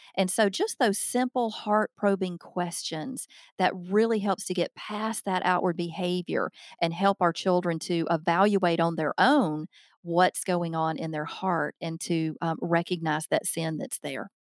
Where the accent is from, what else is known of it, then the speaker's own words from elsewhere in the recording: the South, United States; accent: Southern; now in Alabama, United States; I'm obviously from the South.